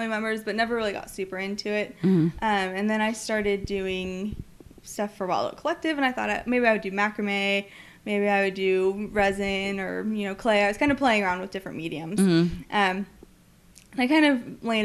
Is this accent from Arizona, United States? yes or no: no; Santa Cruz, California, United States; moved away as an adult; also born or lived in Melbourne, Australia / Virginia; now in Corpus Christi, United States; I'm from Santa Cruz, California. It's a hippie town